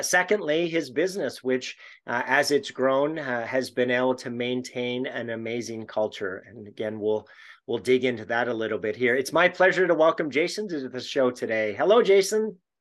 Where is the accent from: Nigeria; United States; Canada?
Canada; being a Canadian